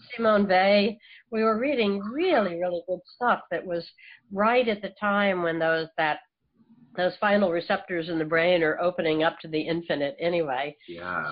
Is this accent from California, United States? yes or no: no; Philadelphia, Pennsylvania, United States; I was raised in the in the Philadelphia area